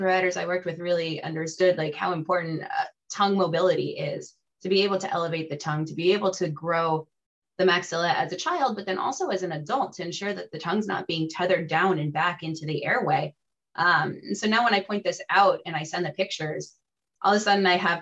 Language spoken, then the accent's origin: English; South Florida, United States; also born or lived in central Connecticut; now in Connecticut, United States; I grew up in South Florida, so welcome to my former home